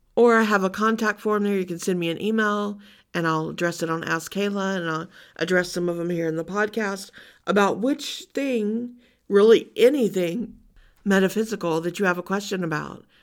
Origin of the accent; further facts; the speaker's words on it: Louisiana, United States; growing up in Louisiana